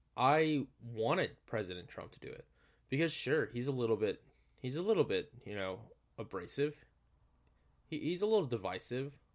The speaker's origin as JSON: {"language": "English", "region": "Georgia", "country": "United States", "tie": "born or raised there", "said": "my home state of Georgia"}